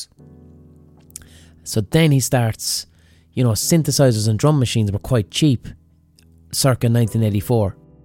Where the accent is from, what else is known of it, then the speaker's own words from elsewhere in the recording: Limerick, Munster, Ireland; when I was growing up in Limerick